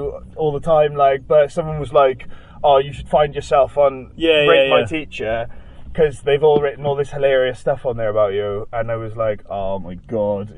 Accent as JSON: {"language": "English", "region": "Wales", "country": "United Kingdom", "said": "I'm from Wales."}